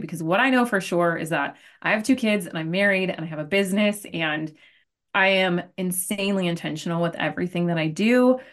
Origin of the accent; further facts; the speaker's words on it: Arizona, United States; I am from Arizona, born and raised, call it, uh, a desert rat